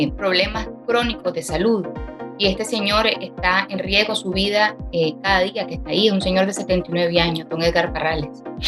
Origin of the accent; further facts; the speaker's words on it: Nicaragua; como nicaragüenses merecemos vivir en un país en libertad